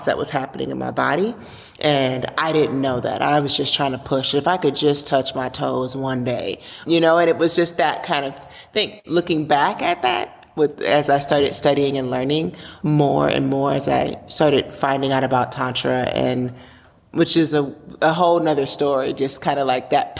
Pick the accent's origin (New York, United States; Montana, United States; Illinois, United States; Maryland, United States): Illinois, United States; Chicago; I have come from a mixed background growing up in Chicago